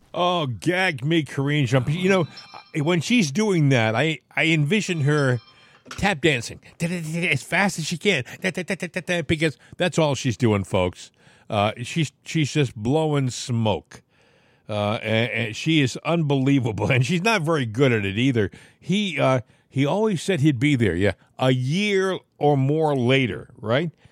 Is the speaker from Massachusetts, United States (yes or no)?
yes; southeastern Massachusetts, United States; I grew up in Massachusetts. And, uh, I lived in southeastern Massachusetts